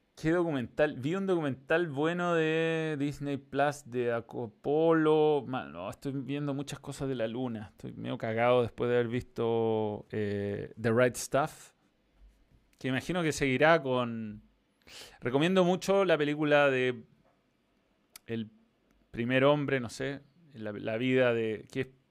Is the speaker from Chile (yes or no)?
yes; Chile